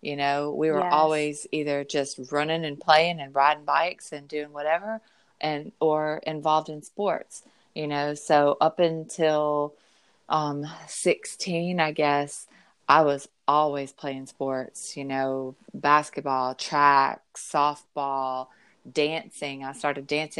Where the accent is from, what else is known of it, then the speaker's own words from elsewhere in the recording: the South, United States; growing up in the South, I was mostly raised by my grandmother